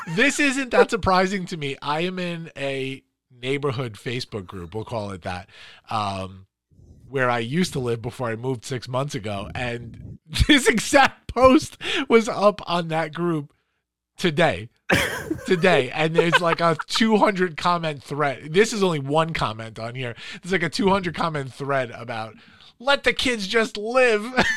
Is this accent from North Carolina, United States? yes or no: no; New York City, New York, United States; also born or lived in Long Island; I was from Queens originally and then moved to Long Island, but grew up in Queens